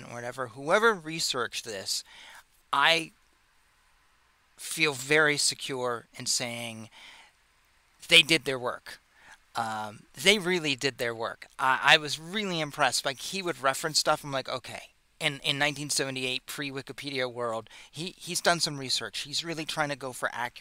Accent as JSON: {"language": "English", "country": "United States"}